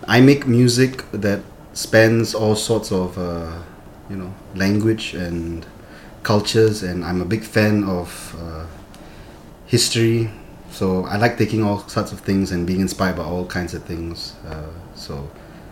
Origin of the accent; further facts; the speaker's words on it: Singapore; being a Singaporean